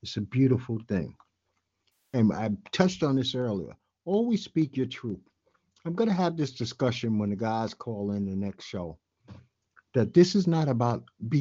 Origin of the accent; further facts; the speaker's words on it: New York City, New York, United States; I'm born and raised in New York City.